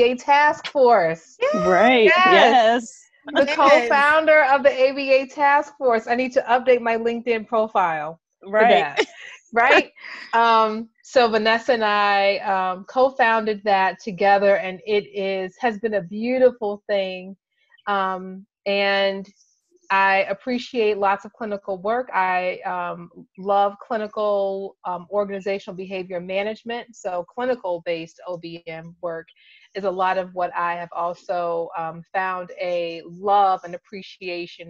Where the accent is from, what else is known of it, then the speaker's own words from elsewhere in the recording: Chicago, Illinois, United States; now in Michigan, United States; I'm from Chicago, but based in Michigan